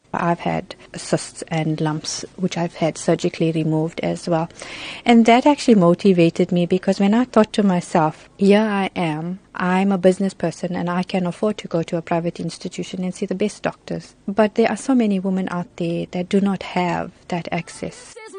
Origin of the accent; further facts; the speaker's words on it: Johannesburg, Gauteng, South Africa; also born or lived in Chatsworth, Durban, South Africa; I was relocated when I was about two. I went to Johannesburg.